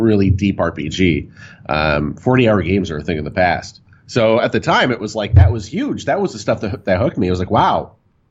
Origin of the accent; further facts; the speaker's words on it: Brampton, Ontario, Canada; I grew up in the suburbs. I grew up in Brampton, which is, it's about 500,000 people now.